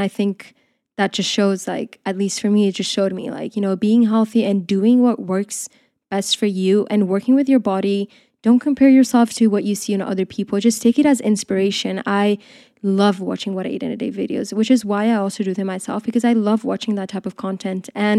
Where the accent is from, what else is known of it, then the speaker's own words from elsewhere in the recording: Spain; also born or lived in Portugal; now in United Kingdom; I grew up in Spain and in Portugal. So I just feel like there, the culture is very different. I feel like here, when I came to the UK, I realized that things are a bit different